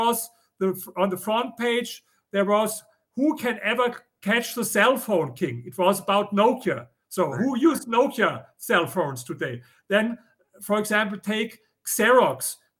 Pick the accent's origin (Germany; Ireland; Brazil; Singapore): Germany; accent: German; English is a second language; now in United States; You know, I come from Germany, as you hear with my accent.